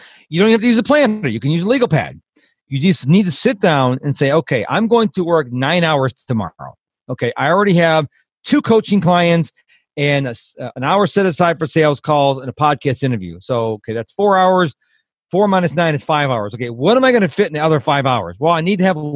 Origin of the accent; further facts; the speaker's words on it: Rochester, New York, United States; now in Texas, United States; I was raised in the house. I'm originally from Rochester, New York